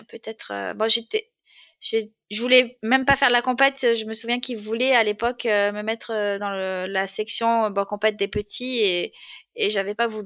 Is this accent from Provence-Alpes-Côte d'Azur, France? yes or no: yes; Marseille, Provence-Alpes-Côte d'Azur, France; alors, je suis née à Marseille, même si j'ai perdu l'accent un peu aujourd'hui, dans une famille modeste, avec, et j'ai deux frères, donc je suis au milieu. Euh, voilà, après, j'ai grandi euh, dans les bouches du Rhône.